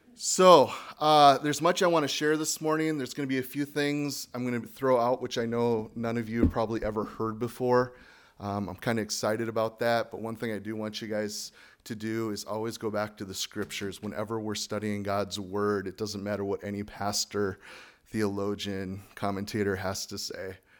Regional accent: United States; Speaking as an American

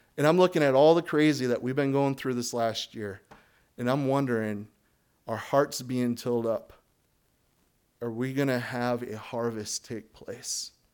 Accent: United States; moved away; as an American

